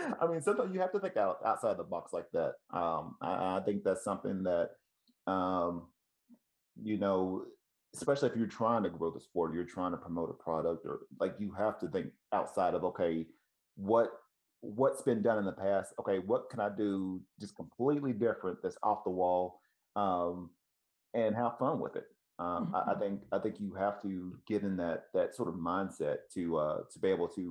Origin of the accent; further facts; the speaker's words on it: Tennessee, United States; moved away; also born or lived in Ohio; I'm originally from Tennessee